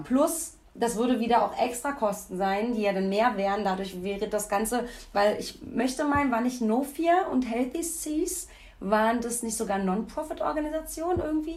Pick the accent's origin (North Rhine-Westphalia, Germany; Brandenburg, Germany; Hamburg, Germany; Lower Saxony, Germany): Brandenburg, Germany; Rathenow; now in Cologne, Germany; Ich komme ja aus Rathenow